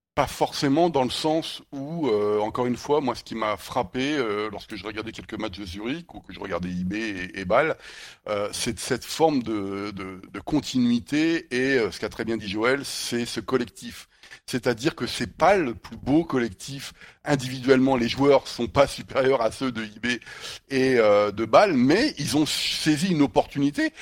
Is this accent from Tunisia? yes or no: no; France; en tant que Français